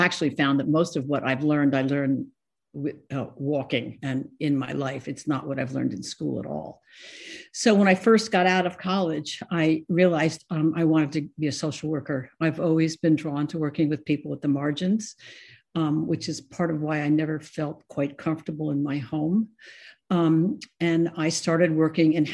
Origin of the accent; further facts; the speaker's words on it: Scarsdale, New York, United States; moved away as an adult; also born or lived in Ohio; I was born in New York, and I lived in Scarsdale, New York for most of my life